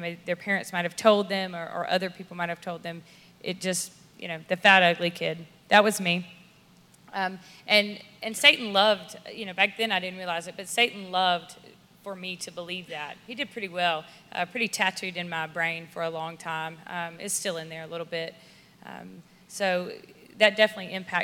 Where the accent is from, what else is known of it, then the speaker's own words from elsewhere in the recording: Sylvania, Georgia, United States; we are from Sylvania, born and raised there, work in Statesboro, but I'm proud to call Sylvania home